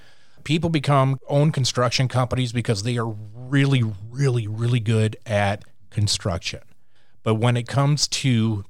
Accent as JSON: {"language": "English", "region": "Louisiana", "country": "United States", "said": "I'm Cajun, so I talk with my hands."}